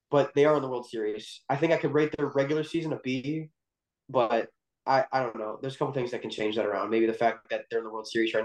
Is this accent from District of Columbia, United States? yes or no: yes; Washington, District of Columbia, United States; growing up in Washington, D.C., I'm supposed to hate the Phillies